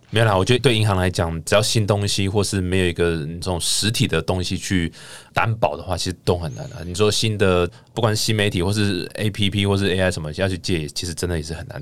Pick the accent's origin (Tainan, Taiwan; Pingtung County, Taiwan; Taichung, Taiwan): Taichung, Taiwan; moved away; 我台中人嘛